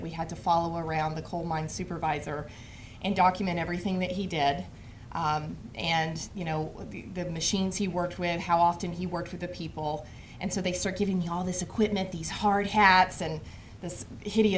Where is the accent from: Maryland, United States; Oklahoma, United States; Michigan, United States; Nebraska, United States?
Oklahoma, United States; moved away; I am actually from Oklahoma